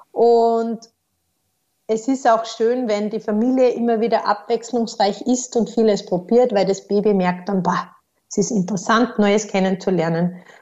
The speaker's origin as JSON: {"language": "German", "country": "Austria", "said": "Aber bei uns in Österreich kommt man eben auf den Konsensus"}